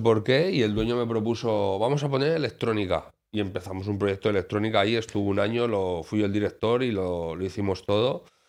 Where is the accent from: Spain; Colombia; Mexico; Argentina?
Spain; Alicante, Valencian Community; como alicantino